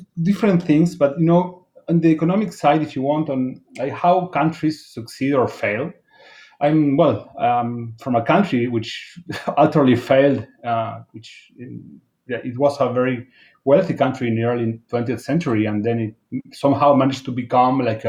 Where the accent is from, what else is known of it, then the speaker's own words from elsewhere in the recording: Buenos Aires, Argentina; I am from Buenos Aires